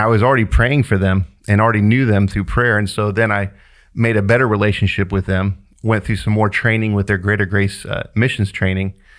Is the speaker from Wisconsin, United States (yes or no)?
no; Kansas City, Kansas, United States; moved away; I grew up in Wyandotte County in Kansas City, Kansas